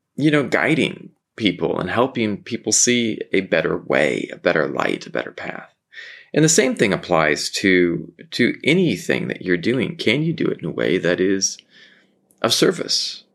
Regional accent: Southern California, United States; I grew up in Southern California

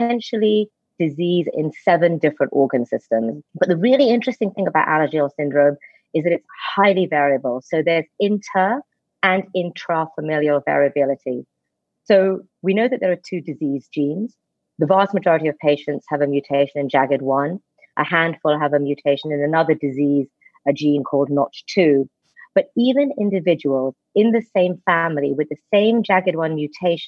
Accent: England, United Kingdom; moved away as an adult; I'm English. I'm in America.

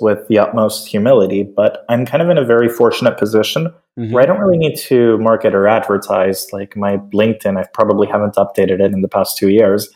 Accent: Caracas, Capital District, Venezuela; I'm originally from Caracas, Venezuela

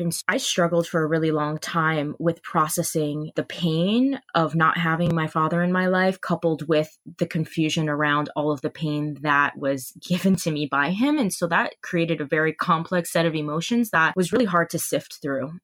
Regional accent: Hawaii, United States; moved away as an adult; I'm from Hawaii, and I grew up on that island my entire life

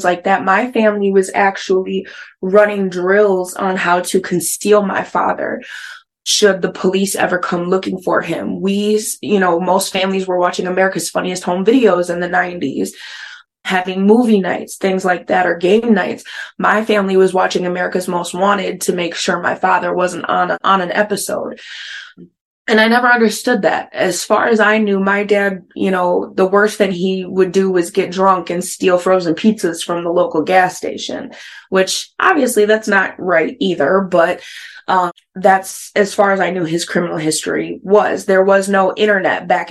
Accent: Minnesota, United States; also born or lived in Wisconsin; grew up, born and raised in the Midwest, Wisconsin, Minnesota area

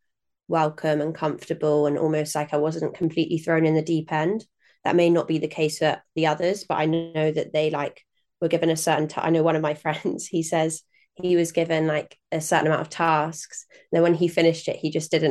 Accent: Norwich, East of England, United Kingdom; also born or lived in Nottingham; grew up in and around Norwich

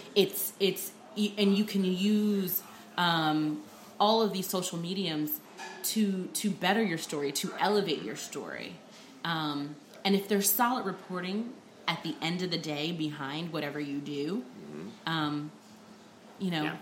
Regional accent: New Jersey, United States; moved away as an adult; also born or lived in New Orleans; I'm from New Jersey originally

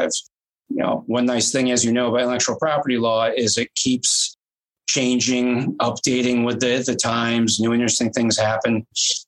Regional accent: United States; I'm from the United States

